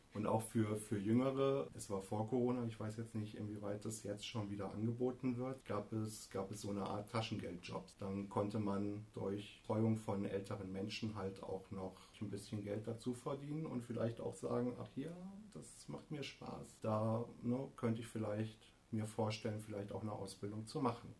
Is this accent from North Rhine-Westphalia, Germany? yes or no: no; Hesse, Germany; moved away as an adult; also born or lived in Kassel / Norderney; now in Hann. Münden, Germany; ich komme vom Meißner